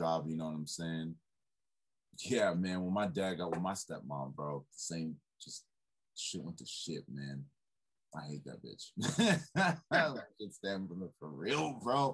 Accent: Everett, Washington, United States; I grew up in Everett.

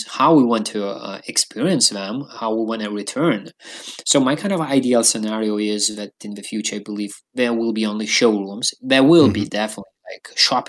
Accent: Lithuania; also born or lived in London; I used to live in London for a while, but I'm from Lithuania

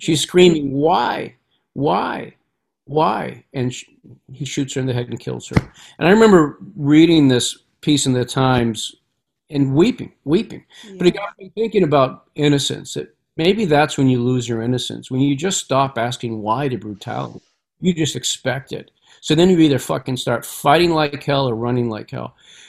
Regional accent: Massachusetts, United States; I mean, we grew up on the Merrimack River in these mill towns. I was a little kid.

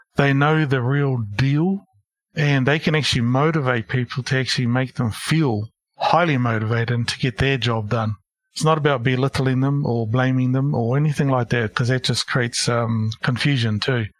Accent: Porirua, Wellington, New Zealand; moved away as an adult; also born or lived in Christchurch / Hamilton / Auckland; I grew up in Porirua, Wellington

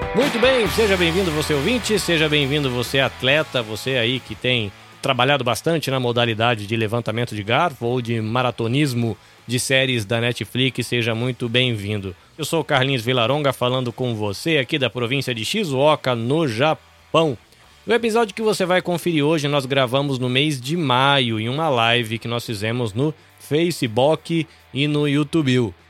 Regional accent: Brazil; now in Hamamatsu, Japan; eu, como um bom brasileiro, trabalho aqui

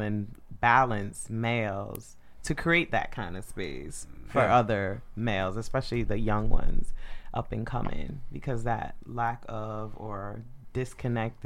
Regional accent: Connecticut, United States; I'm from Connecticut

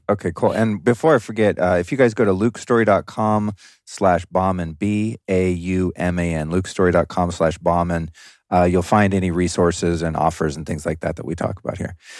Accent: Los Angeles, California, United States; moved away as an adult; now in Texas, United States; my original home city of Los Angeles

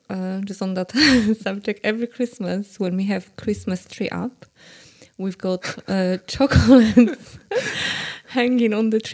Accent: Poland; moved away; I'm from Poland

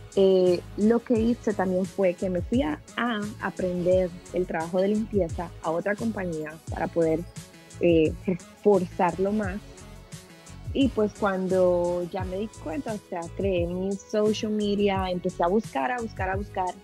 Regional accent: El Salvador; now in United States; vengo de El Salvador, vengo de un país muy

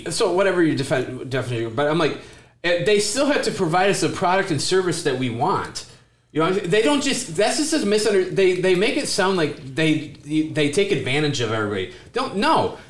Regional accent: Michigan, United States; I come from Michigan

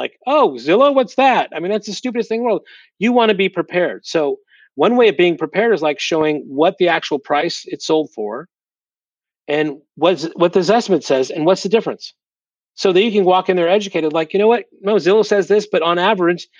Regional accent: Seattle, Washington, United States; also born or lived in Southern California / South Florida; now in Huntington Beach, United States; I was born up in the Seattle area, so in the Northwest. But I've been here since, you know, I guess my dad got transferred out here in the early 80s. So I, you know, came here to high school and then college

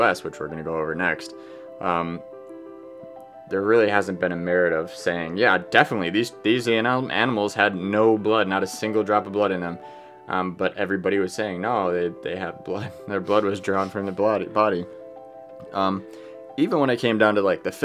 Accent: Wausau, Wisconsin, United States; I'm a Wisconsin boy. I was born and raised in Wausau, Wisconsin

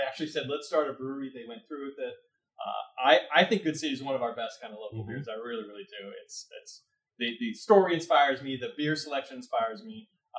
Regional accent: California, United States; born there; also born or lived in Oregon / Connecticut; So I was born in California, moved to Oregon, moved back to California, lived in the Bay Area for a little bit, moved to Connecticut, lived outside of Fairfield in a little town called

